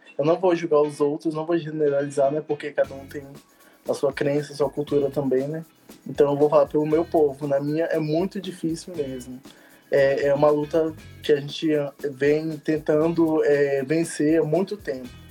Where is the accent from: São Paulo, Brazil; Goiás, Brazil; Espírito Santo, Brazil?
Espírito Santo, Brazil; moved away as an adult; now in Brasília, Brazil; Eu sou do Espírito Santo, da aldeia Caeiras Eras, barra Irajá, que é divisa